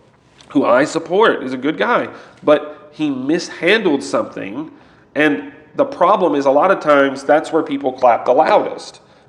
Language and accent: English; United States; I'm an American.